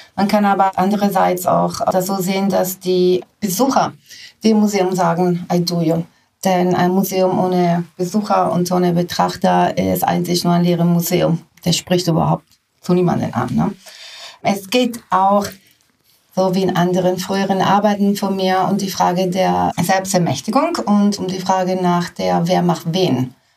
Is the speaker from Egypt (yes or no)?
no; Italy; moved away; ich bin in Italien groß geworden